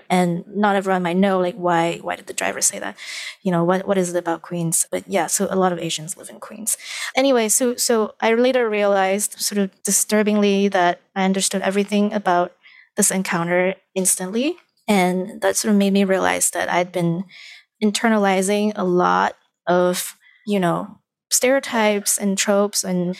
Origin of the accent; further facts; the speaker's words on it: Malaysia; I actually understand a lot of my supposed place in this new country because I am from Malaysia.